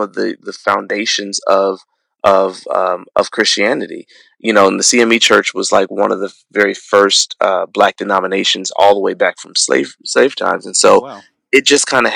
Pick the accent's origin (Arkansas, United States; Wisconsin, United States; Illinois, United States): Illinois, United States; Chicago; I grew up in Chicago